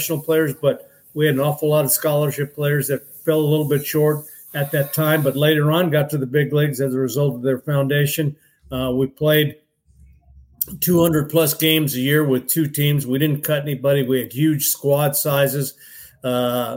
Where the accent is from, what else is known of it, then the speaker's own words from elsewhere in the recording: Southern California, United States; moved away as an adult; also born or lived in Sacramento, California; I was from Southern California